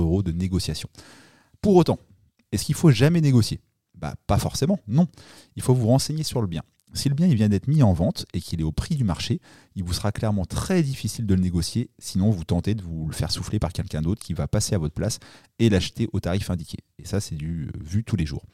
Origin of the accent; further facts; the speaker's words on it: Normandy, France; je suis normand